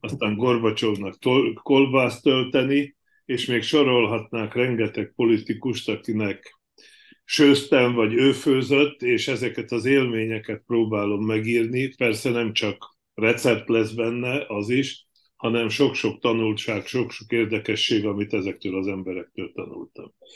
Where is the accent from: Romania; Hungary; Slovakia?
Slovakia; moved away as an adult; én Csehszlovákiába születtem, ahonnan 86-ba emigráltam